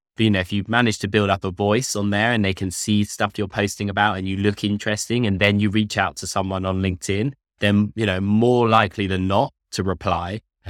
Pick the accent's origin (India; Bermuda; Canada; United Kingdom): United Kingdom; London; I'm from London. I went to Nottingham University.